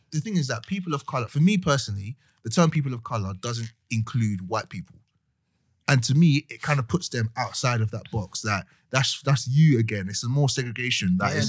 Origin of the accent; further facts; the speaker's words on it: Nigeria; Any term that isn't like black or doesn't describe my ethnicity as a Nigerian man, that people try to box me and I don't like it.